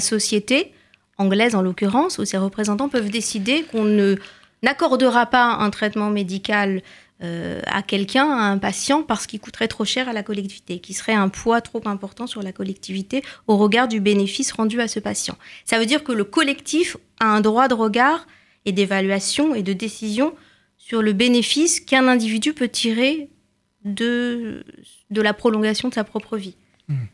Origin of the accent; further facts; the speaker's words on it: France; Chez nous, en France